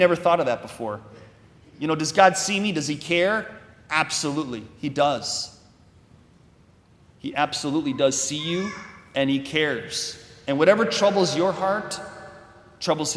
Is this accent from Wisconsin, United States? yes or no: yes; Wisconsin, United States; I'm from Wisconsin